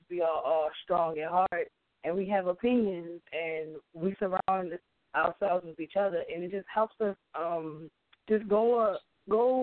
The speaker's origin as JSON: {"language": "English", "town": "Baltimore", "region": "Maryland", "country": "United States", "moved": "yes", "said": "I'm originally from Baltimore, Maryland"}